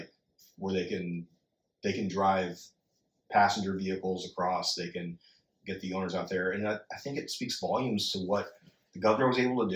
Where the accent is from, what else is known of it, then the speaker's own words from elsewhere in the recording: Florida, United States; we grew up in Florida